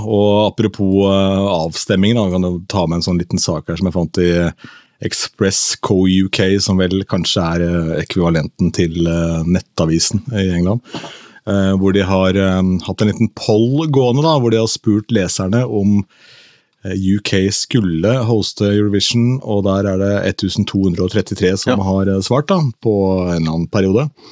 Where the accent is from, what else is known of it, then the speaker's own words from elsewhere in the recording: Askim, Østfold, Norway; moved away; bowlinghallen hjemme i Askim